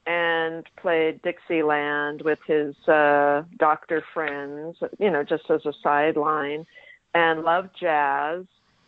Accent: Los Angeles, California, United States; now in San Francisco, United States; I was born in San Francisco, where I live now, but I mostly grew up in Los Angeles.

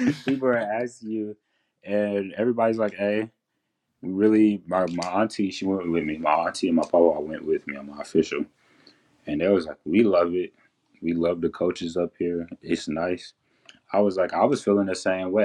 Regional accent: Henderson, Texas, United States; born or raised there

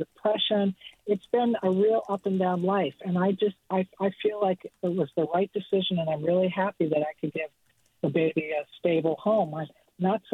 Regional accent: Minnesota, United States; moved away as an adult; also born or lived in Aspen, Colorado; now in Point Richmond, United States; I'm originally from Minnesota.

